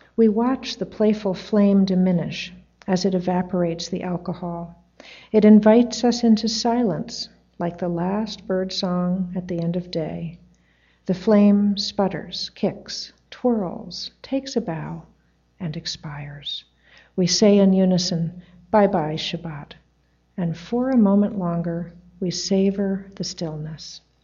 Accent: New York City, New York, United States; also born or lived in Tarrytown, New York; New York City was on the weekdays and Tarrytown was on the weekends

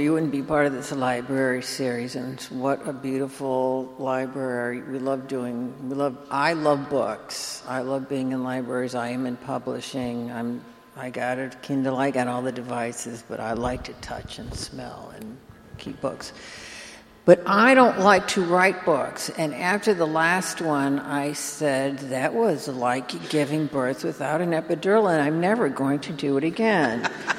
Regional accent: Chicago, Illinois, United States; moved away as an adult; now in New Orleans, United States; Our dear mutual friend Rahm Emanuel's in Chicago, my hometown

